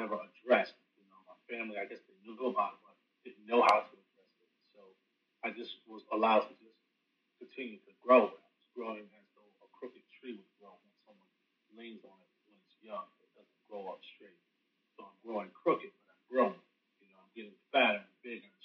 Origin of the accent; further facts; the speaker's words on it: Rochester, New York, United States; moved away as an adult; now in North Carolina, United States; I'm originally from Rochester, New York